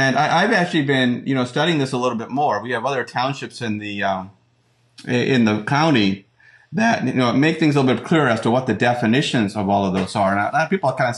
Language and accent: English; Upper Macungie, Pennsylvania, United States; I grew up in Cameo Woods